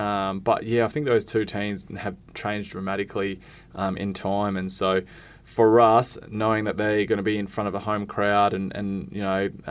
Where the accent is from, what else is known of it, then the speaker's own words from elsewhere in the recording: Perth, Western Australia, Australia; Wildcats are my hometown team.